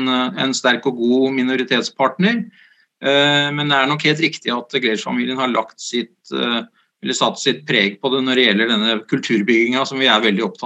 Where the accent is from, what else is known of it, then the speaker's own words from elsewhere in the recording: Sandefjord, Vestfold, Norway; Det er helt riktig. Eh, jeg er født i Sandefjord